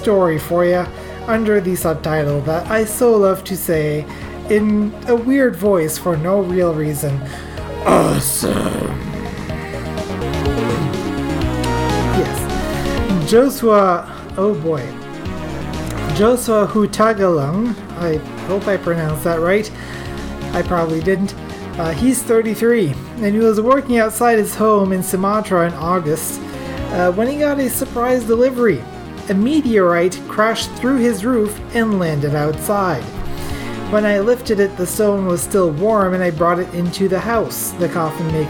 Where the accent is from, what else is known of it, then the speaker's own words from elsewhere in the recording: Atlantic Canada, Canada; I come from Atlantic Canada. I come from backwoods Atlantic Canada